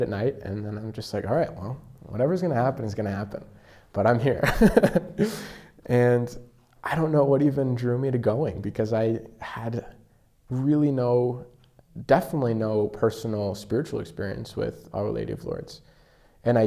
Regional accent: Rapid City, South Dakota, United States; moved away; I'm from Rapid City. Home parish was Blessed Sacrament, but now I'm a senior at Creighton.

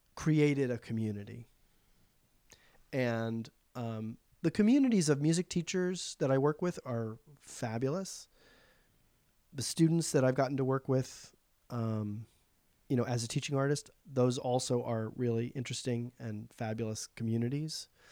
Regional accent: Charleston, South Carolina, United States; now in New York, United States; they do it in Charleston, which is my hometown

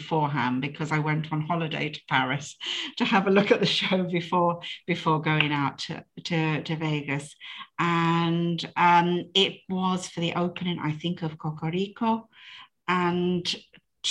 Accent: United Kingdom; I'm British

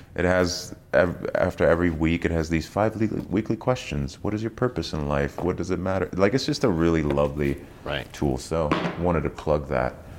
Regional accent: East Germany, Germany; moved away; I was raised in East Germany

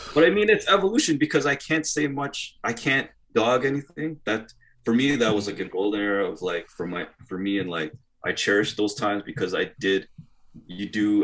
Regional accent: Toronto, Ontario, Canada; we are from Toronto

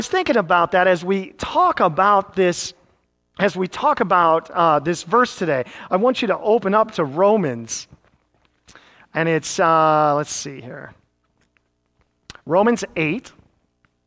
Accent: Iowa, United States; now in Lake Mary, United States; growing up in Iowa

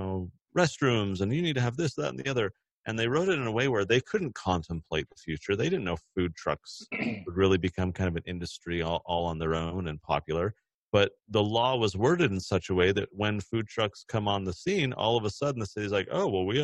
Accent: California, United States; now in Utah, United States; I'm from California originally

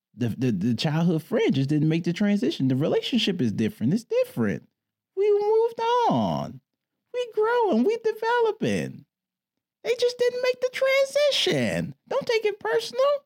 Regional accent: Detroit, Michigan, United States; I grew up in Detroit

